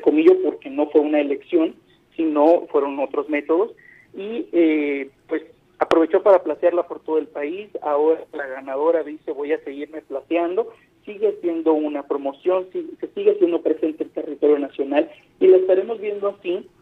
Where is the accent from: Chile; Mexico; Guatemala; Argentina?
Mexico; nosotros como mexicanos